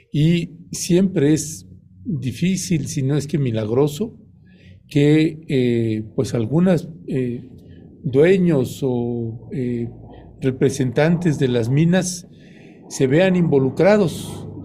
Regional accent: interior of the Republic, Mexico; los que venimos del interior de la República, pues no tuvimos ese privilegio, Violeta, que tuvieron ustedes

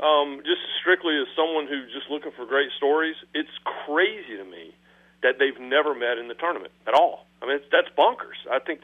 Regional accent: Rockingham, North Carolina, United States; it was founded in a little church where I grew up in Rockingham

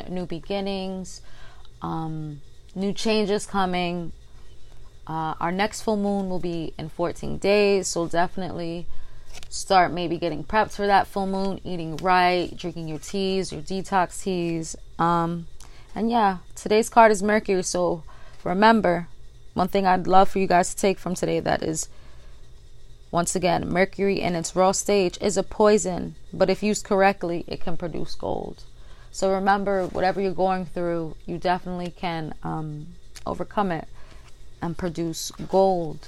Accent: New York City, New York, United States; I am from the Bronx, New York, the boogie down.

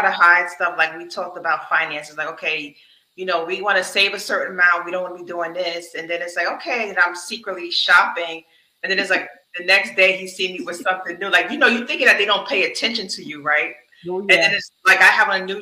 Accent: the North, United States; I'm from the North

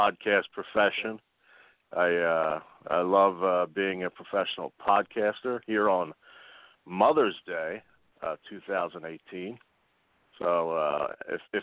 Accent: Philadelphia, Pennsylvania, United States; I am from Philadelphia and a lifelong Sixers fan

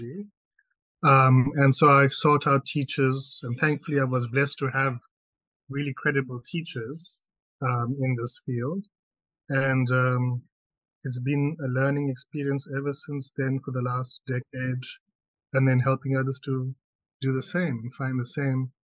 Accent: South Africa; I'm South African, okay, born and bred here and raised and grew up here

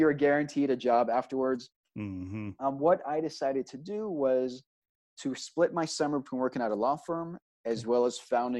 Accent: Austin, Texas, United States; moved away as an adult; also born or lived in Israel / New York; So I end up growing up in Texas, but specifically in Austin. And so, you know, Austin is kind of, when you grew up in Austin, it's Austin first, Texas second.

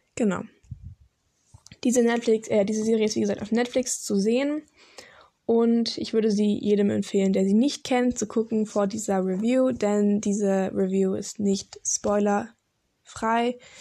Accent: Karlsruhe, Baden-Württemberg, Germany; Ich komme aus Deutschland, Karlsruhe

